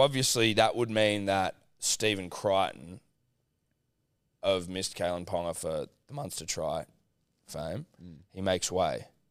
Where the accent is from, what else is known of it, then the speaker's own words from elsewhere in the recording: New South Wales, Australia; a couple of young, young New South Wales bucks